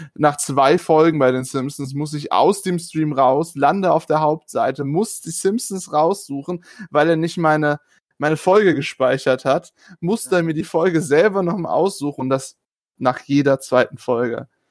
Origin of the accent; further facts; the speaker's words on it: small hometown with the Steinmüller site, North Rhine-Westphalia, Germany; moved away as an adult; now in near Stuttgart, Germany; ich bin in dieser Stadt groß geworden